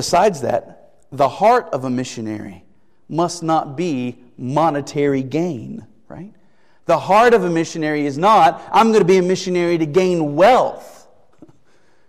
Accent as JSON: {"language": "English", "country": "United States", "said": "As American citizens"}